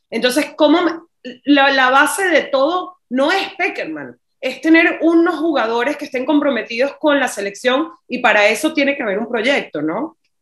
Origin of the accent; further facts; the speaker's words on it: Venezuela; moved away; also born or lived in Barcelona / Miami; como venezolano